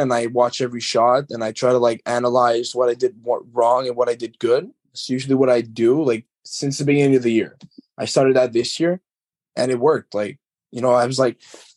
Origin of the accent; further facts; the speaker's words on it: Montreal, Quebec, Canada; now in Baie-Comeau, Canada; my hometown's Montreal